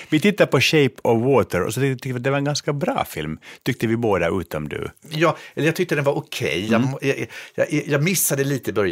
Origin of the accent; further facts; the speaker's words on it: Stockholm, Stockholm County, Sweden; Jag är stockholmare och